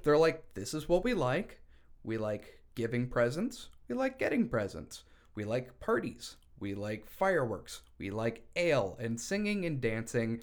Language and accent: English; Syracuse, New York, United States; I'm from Syracuse